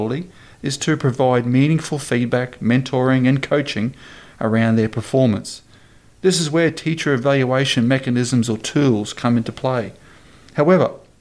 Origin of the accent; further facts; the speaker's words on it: Queensland, Australia; in my home state of Queensland